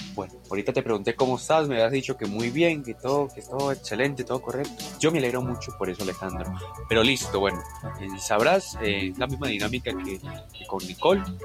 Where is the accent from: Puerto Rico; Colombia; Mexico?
Colombia; Medellín, Antioquia; yo soy una paisa que desde muy chiquita vio la creación del metro de Medellín